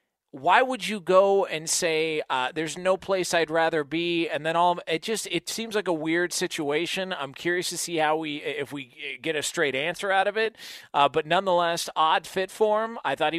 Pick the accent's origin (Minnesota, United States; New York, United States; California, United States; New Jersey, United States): California, United States; And maybe because we're from Southern California, I don't get the hype.